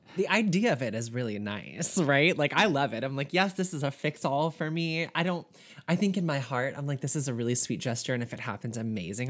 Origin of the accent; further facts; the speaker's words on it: Southern, United States; accent: Southern; my Southern accent